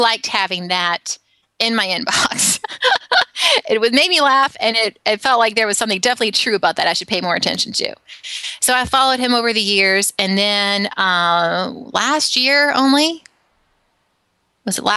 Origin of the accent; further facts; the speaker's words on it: Alabama, United States; now in San Francisco, United States; when I was growing up in Alabama, I'm in San Francisco now, I grew up in Alabama